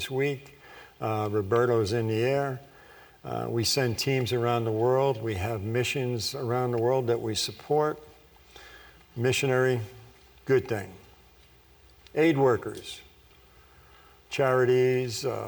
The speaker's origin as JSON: {"language": "English", "area": "Long Island", "region": "New York", "country": "United States", "tie": "born or raised there", "said": "I was born on Long Island, New York"}